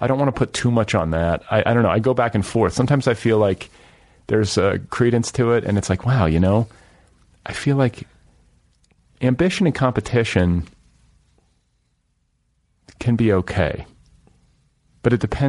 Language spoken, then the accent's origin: English; Indiana, United States; I grew up in Indiana.